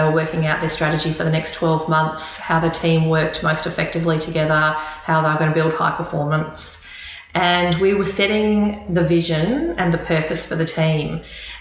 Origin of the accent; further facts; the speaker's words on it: Queensland, Australia; moved away as an adult; now in Melbourne, Australia; Born and bred in Queensland, so I always think of myself as a Queenslander, although I've been in Melbourne for 18 years